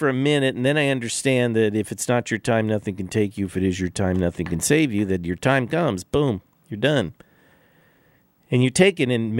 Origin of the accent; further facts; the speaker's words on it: Los Angeles, California, United States; The Baked Potato on Ventura Boulevard in the neighborhood I grew up in Studio City, Sherman Oaks, North Hollywood, the Valley, where me and Steve Lukather went to high school, Grant High